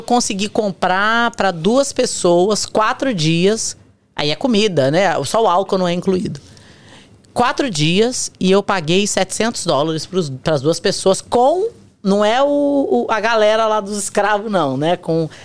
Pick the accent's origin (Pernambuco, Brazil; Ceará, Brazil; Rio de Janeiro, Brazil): Rio de Janeiro, Brazil; São Gonçalo; now in United States; Nós viemos de São Gonçalo